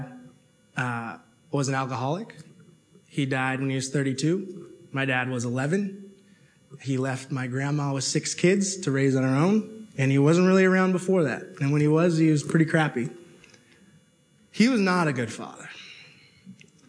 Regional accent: Toronto, Ontario, Canada; I grew up in Toronto

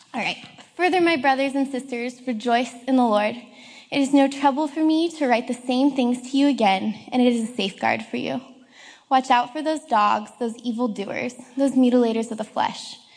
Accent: Colorado, United States; moved away as an adult; now in Seattle, United States; I come from Colorado

